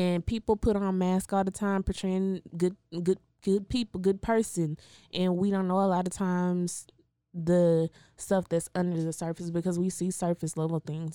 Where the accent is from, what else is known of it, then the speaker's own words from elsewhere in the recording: Waco, Texas, United States; I grew up in Waco